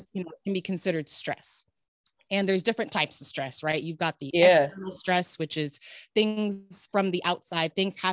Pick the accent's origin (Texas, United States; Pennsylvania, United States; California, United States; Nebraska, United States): California, United States; Riverside; also born or lived in Davis, California; I am a California native, born and raised. So I was born in Riverside, California